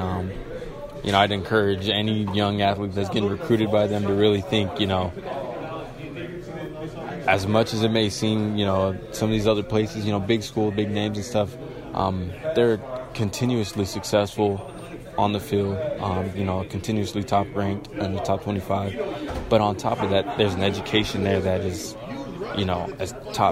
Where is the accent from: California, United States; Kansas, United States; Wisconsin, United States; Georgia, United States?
California, United States; Southern; I'm from Southern California